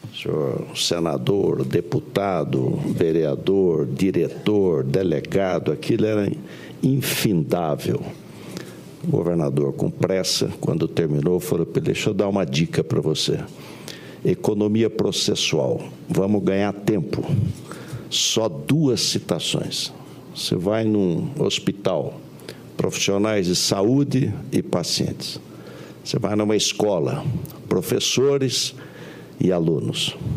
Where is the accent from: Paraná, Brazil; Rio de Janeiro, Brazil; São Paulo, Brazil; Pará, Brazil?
São Paulo, Brazil; Pindamonhangaba; Eu fui prefeito na minha cidade natal, em Pindamonhangaba, na década de 70